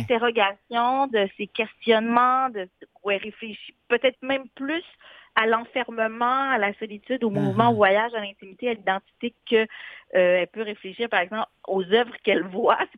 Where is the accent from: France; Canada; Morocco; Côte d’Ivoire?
Morocco; mon identité marocaine, et eh ben, tant mieux, je suis marocaine